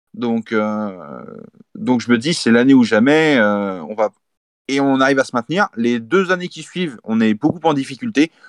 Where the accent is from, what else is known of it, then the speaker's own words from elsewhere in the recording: Saumur, Pays de la Loire, France; moi, je suis pas natif d'Angers. Je suis natif de Saumur, donc à 45 minutes d'Angers.